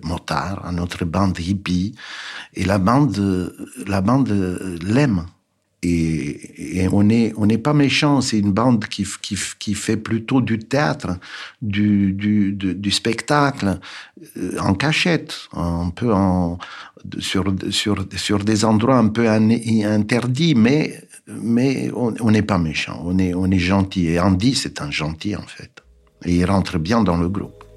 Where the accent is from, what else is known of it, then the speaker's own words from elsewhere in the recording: Bucharest, Romania; moved away; Je suis né en 1951 à Bucarest, en Roumanie